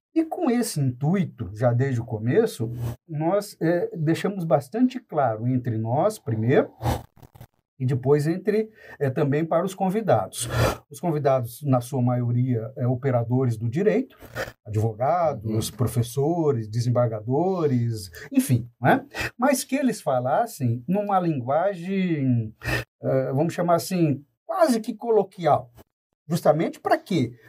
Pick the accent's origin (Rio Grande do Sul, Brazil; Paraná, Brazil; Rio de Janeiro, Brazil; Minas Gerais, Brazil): Paraná, Brazil; Paranavaí; Paranavaí, que é a minha cidade natal